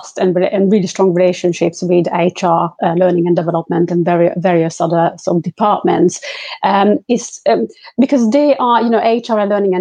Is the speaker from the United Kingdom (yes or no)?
yes; London, United Kingdom; I'm from London